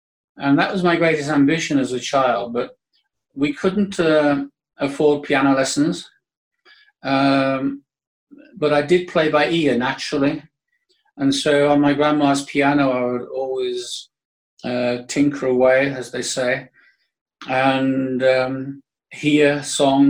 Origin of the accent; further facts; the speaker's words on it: Birmingham, West Midlands, United Kingdom; I was born in 1947 in Birmingham.